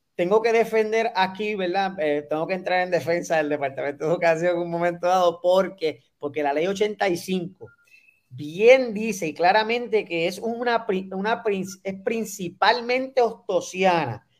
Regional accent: Puerto Rico; como puertorriqueños

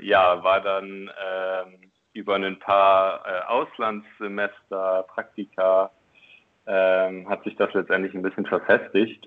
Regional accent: Oldenburg, Lower Saxony, Germany; moved away as an adult; also born or lived in Berlin / Chile; now in Hamburg, Germany; ich komme tatsächlich aus Oldenburg ähm, in Norddeutschland, also in der Nähe von äh, Bremen

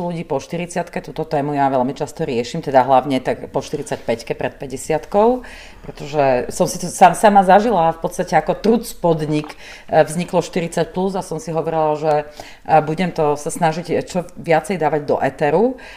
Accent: Slovakia; Taký my sme statusoví Slováci

